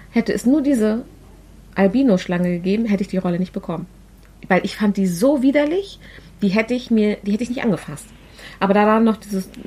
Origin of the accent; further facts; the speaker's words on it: Germany; Aber wir sind nun mal Deutsche.